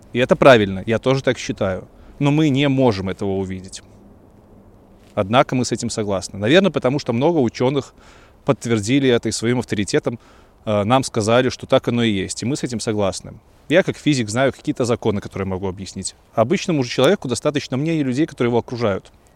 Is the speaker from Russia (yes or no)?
no; Belarus; moved away as an adult; also born or lived in Kyiv, Ukraine; как истинный белорус